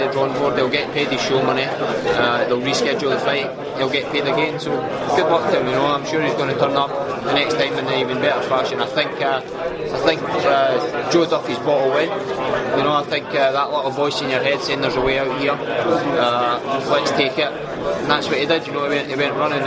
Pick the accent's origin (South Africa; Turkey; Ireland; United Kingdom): United Kingdom; Scotland; my hometown or city of Glasgow or Edinburgh